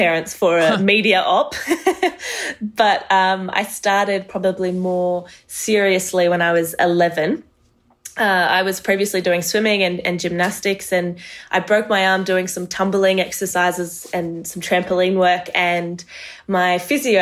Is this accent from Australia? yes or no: yes; Australia; also born or lived in Marseille, France; I was born there, and we moved to Australia when I was about 3-4 years old